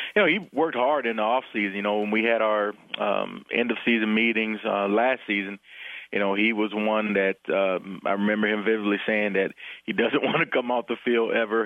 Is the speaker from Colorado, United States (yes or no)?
no; Florida, United States; now in Nebraska, United States; I'm from Florida